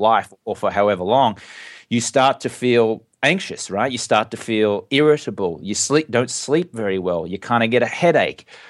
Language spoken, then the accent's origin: English; Australia; moved away; I grew up in Australia and drinking is very much part of the culture there.